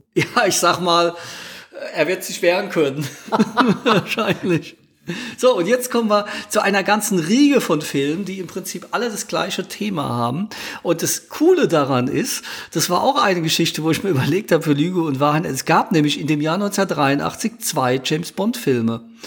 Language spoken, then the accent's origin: German; Ludwigshafen, Rhineland-Palatinate, Germany; meine Heimatstadt Ludwigshafen